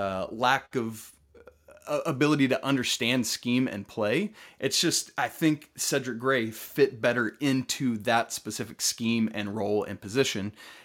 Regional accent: Atlanta, Georgia, United States; I grew up in Atlanta as a Georgia Tech fan.

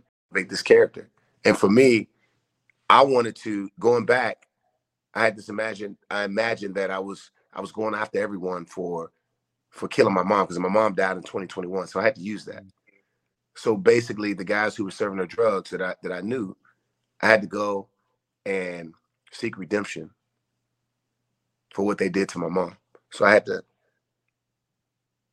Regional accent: Washington, District of Columbia, United States; growing up as a kid, I grew up in Washington, D.C., Northwest Washington, D.C.

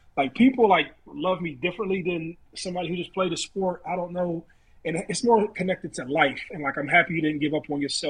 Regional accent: Youngstown, Ohio, United States; also born or lived in Warren, Ohio; I'm from Youngstown, Ohio. I played football in Warren

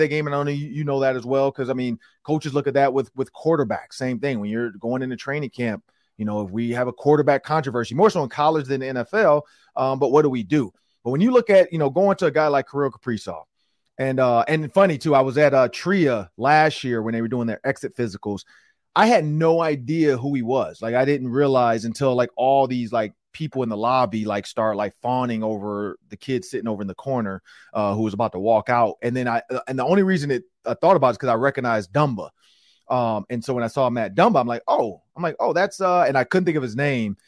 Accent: Detroit, Michigan, United States; now in Minnesota, United States; I grew up in Detroit

